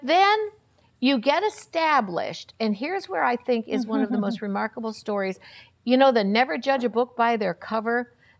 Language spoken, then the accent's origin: English; Florida, United States; I came from Florida, and their whole family were known as a large church preacher family